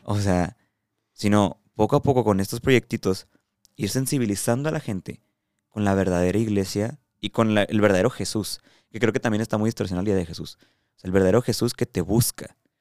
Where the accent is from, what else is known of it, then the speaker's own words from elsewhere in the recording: Mexico; aquí en México, en mi realidad, en mi país, en mi cultura